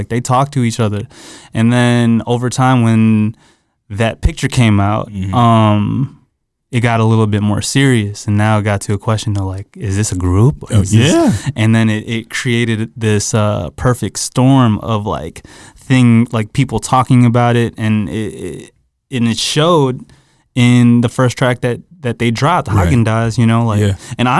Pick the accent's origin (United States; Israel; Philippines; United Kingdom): Philippines; I'm Filipino, bro, so we all hoop.